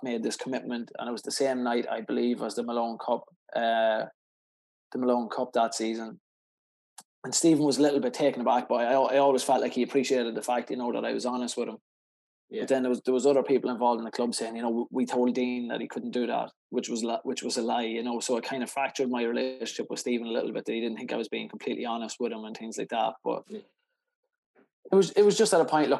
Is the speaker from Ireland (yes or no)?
yes; Cootehill, County Cavan, Ireland; my hometown of Coot Hill